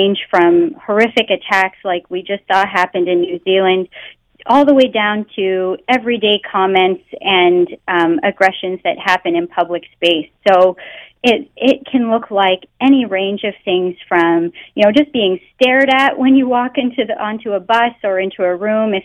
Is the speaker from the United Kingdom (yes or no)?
no; Canada; first language English; I was born in Canada and I grew up speaking English, so I don't have an accent